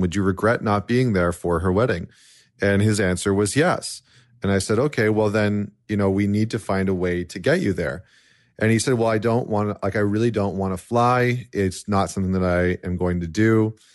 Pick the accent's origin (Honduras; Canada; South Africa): Canada; as a Canadian